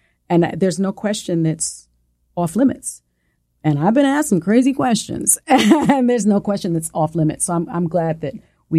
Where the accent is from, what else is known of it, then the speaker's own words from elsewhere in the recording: New York City, New York, United States; accent: Puerto Rican; first language es; I'm a kid from the South Bronx. And I have a little bit of a, you know, Spanish is my first language. So I had a little bit of like a Puerto Rican, like a little, you know, twang